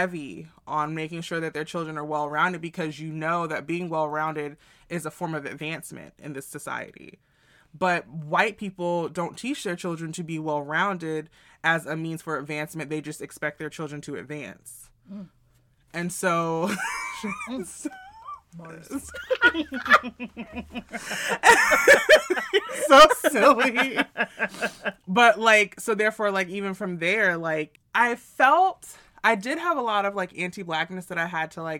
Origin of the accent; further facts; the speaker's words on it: New York City, New York, United States; growing up in New York City